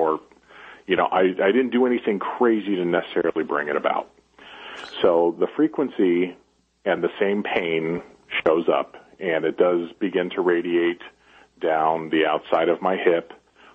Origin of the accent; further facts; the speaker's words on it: Chicago, Illinois, United States; moved away; also born or lived in Las Vegas; I grew up in Chicago and then moved to Las Vegas for a while